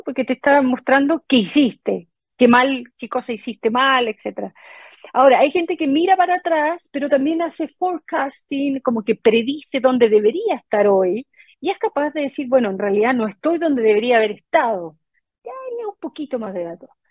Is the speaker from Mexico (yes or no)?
no; Chile; moved away as an adult; also born or lived in United States; 23 años que, que me fui de Chile